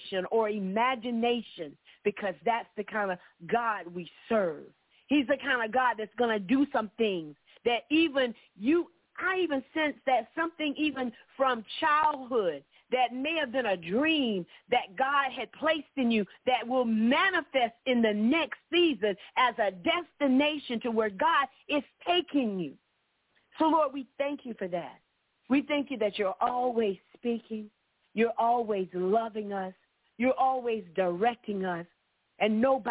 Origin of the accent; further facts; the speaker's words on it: Orlando, Florida, United States; moved away; I was born and raised in Orlando. I'm not there anymore